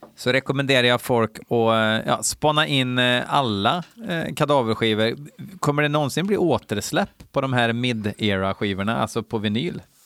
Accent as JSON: {"language": "Swedish", "region": "Värmland", "country": "Sweden", "moved": "yes", "lives_now": "Falun, Sweden", "said": "jag är från Värmland, eh, från början, men jag bor ju uppe i Falun"}